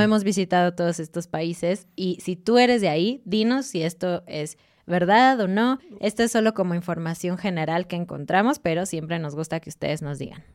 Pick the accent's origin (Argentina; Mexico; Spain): Mexico; como mexicana